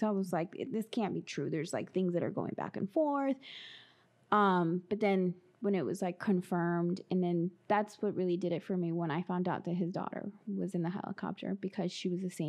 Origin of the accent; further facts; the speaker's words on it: Los Angeles, California, United States; And I'm from Los Angeles, so you kind of had to root for the Lakers.